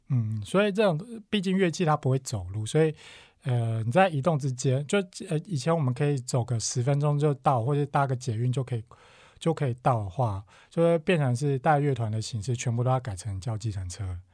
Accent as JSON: {"language": "Chinese", "country": "Taiwan", "said": "身为台湾人"}